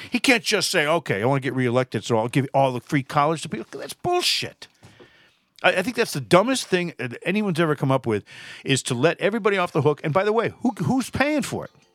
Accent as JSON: {"language": "English", "region": "Massachusetts", "country": "United States", "said": "I'm from Massachusetts"}